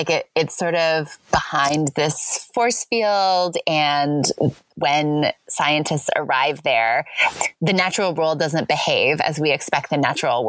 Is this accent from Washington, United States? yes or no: yes; Spokane, Washington, United States; moved away; I grew up in Spokane, which is on the other side of Washington State.